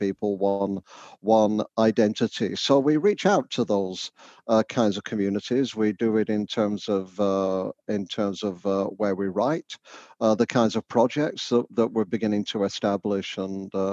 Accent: the north of England, United Kingdom; now in Canada; you'll guess from my accent, I'm not Canadian. I come from the north of England originally

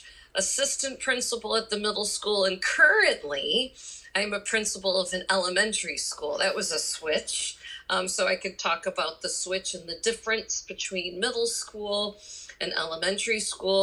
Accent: Chicago, Illinois, United States; also born or lived in Northern California; now in California, United States; I am originally from Chicago, and I moved to California

